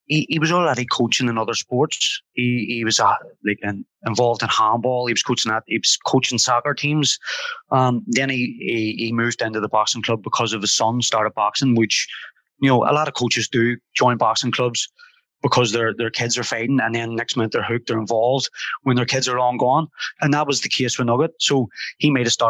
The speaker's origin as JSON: {"language": "English", "town": "Belfast", "region": "Northern Ireland", "country": "United Kingdom", "tie": "born or raised there", "said": "I grew up in a place called Divis Flats"}